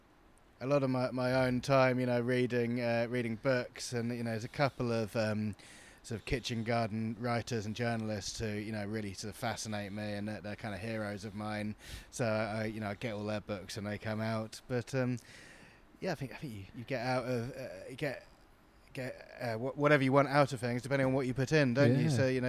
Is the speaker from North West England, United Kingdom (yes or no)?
no; New Forest, South East England, United Kingdom; I grew up in the New Forest.